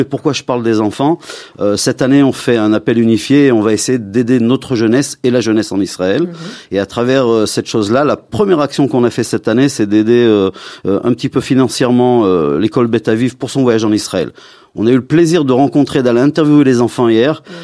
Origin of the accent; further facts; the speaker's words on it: Lyon, Auvergne-Rhône-Alpes, France; moved away; bien que je viens de Lyon, mais j'ai vécu ma communauté à Lyon